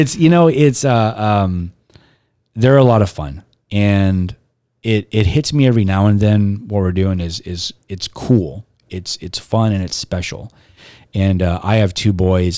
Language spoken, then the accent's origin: English; Robstown, Texas, United States; also born or lived in Corpus Christi; I'm from Robstown, but I was born here